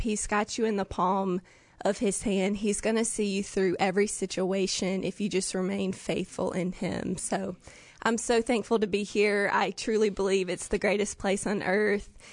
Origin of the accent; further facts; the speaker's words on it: Jackson, Mississippi, United States; I'm from Jackson, Mississippi